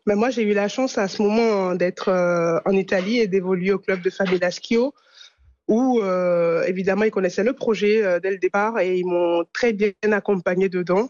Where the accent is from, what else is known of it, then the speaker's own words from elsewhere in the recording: France; also born or lived in Italy; en tant que Française